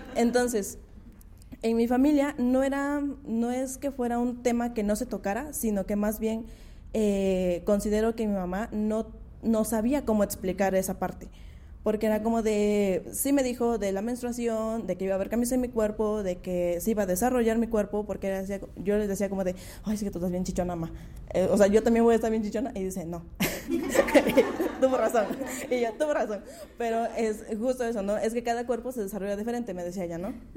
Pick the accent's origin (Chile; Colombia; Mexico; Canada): Mexico; Mixteca; now in Valles Centrales, Mexico; soy de la Mixteca, pero ya hace unos años vivo acá en Valles Centrales